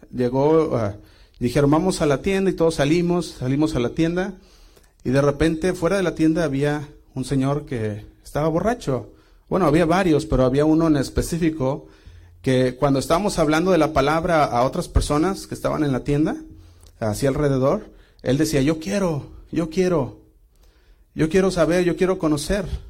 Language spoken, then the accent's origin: Spanish; Guadalajara, Jalisco, Mexico; yo crecí en Casa Oración Guadalajara